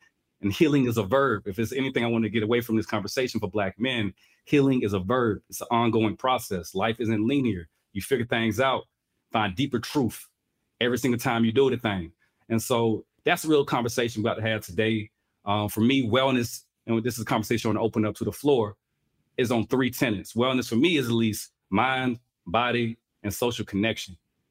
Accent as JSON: {"language": "English", "town": "Albany", "region": "Georgia", "country": "United States", "also_born_or_lived": "Florida / Hawaii / Italy / Japan", "said": "I'm from Albany, Georgia, birthplace of …, real country, but I'm a military brat too."}